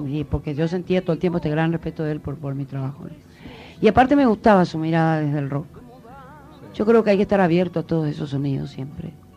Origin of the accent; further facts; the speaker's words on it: Corrientes, Argentina; yo soy correntina de nacimiento. Y en, en mi provincia, de hecho, sabemos, eh, se habla el guaraní